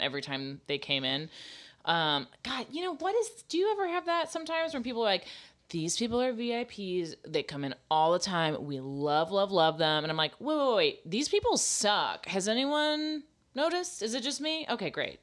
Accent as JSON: {"language": "English", "region": "the South", "country": "United States", "said": "I'm from the South"}